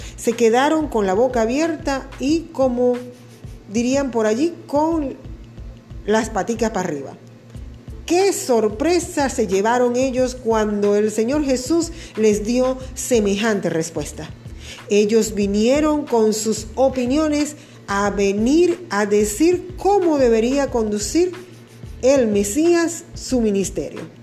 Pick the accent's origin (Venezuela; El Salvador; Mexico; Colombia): Venezuela; Acá en mi tierra, Venezuela